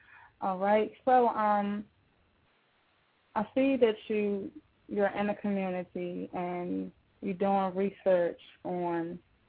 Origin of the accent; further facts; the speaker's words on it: Washington, District of Columbia, United States; D.C. That's my hometown.